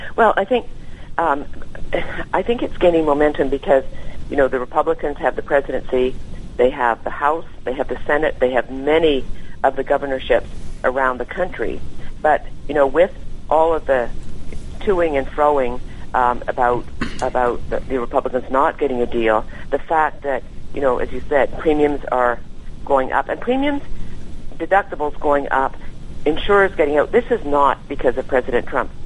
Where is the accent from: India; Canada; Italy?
Canada; now in California, United States; as a Canadian who grew up under the system